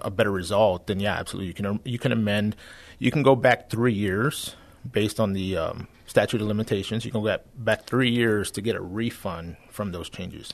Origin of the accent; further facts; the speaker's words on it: San Antonio, Texas, United States; I'm born and raised here in San Antonio